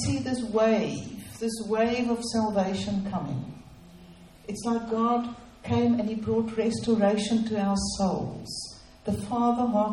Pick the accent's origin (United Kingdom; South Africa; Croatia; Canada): South Africa; moved away; So we are from South Africa. We've come to rebuild in this nation.